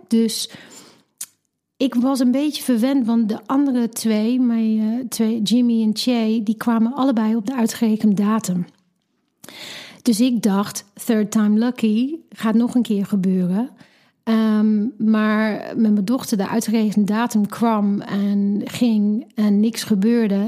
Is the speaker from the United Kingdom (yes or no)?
yes; England, United Kingdom; Dutch is a second language; moved away as an adult; now in Netherlands; En ik kom oorspronkelijk uit Engeland, woon nu 15, bijna 16 jaar in Nederland